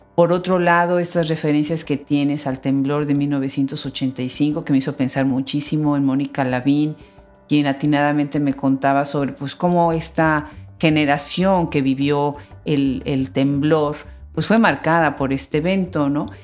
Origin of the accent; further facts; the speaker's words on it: Mexico; yo como mexicana